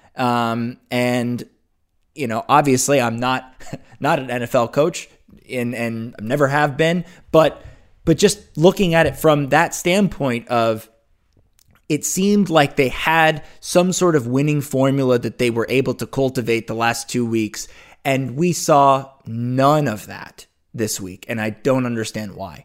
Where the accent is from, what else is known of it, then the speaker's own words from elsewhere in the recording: Los Angeles, California, United States; I grew up in Los Angeles, so I'm a part of the, the fan base that has grown up here